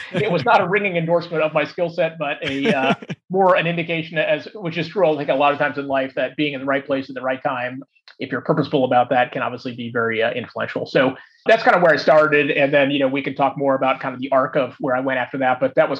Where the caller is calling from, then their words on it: Los Gatos, California, United States; I'm actually sitting in Los Gatos, which is where my house is.